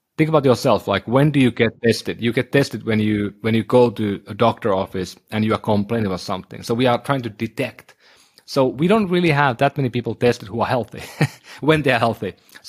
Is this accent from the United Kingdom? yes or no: no; northern Finland, Finland; so I'm from Northern Finland, my ancestry is certain type